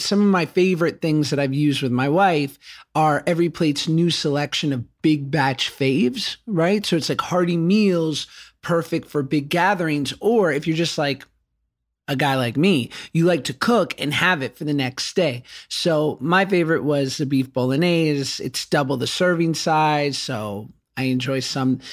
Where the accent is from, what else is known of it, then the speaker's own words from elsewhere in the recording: Los Angeles, California, United States; I'm from Los Angeles